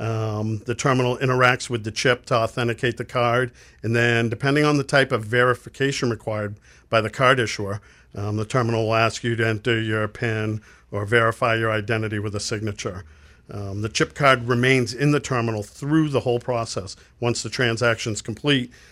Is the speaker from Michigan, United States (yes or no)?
no; Lewiston, Maine, United States; born and raised in Lewiston, Maine